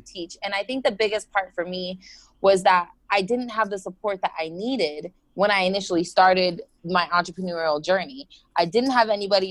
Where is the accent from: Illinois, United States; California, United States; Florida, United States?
Florida, United States; also born or lived in New Jersey, United States; We moved down here when I was about six, so I've lived in Florida majority of my life